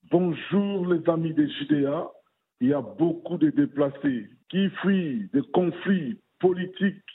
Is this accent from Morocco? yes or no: no; DR Congo; comme chez nous à la République démocratique du Congo